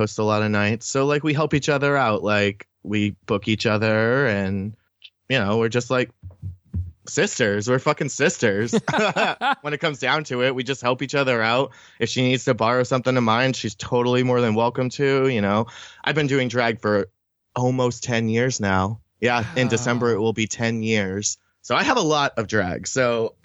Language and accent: English; New Hampshire, United States; moved away as an adult; now in Boston, United States; I grew up in New Hampshire